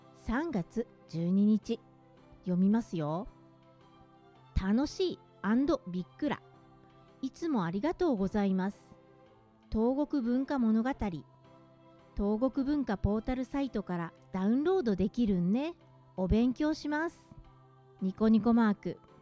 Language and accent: Japanese; Gunma, Japan; accent: Gunma dialect; moved away; それは、群馬を離れてみて、分かったんですね。